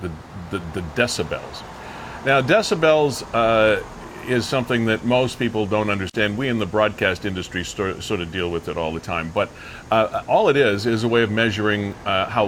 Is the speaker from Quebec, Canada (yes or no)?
no; Niagara Falls, Ontario, Canada; I was born in Niagara Falls.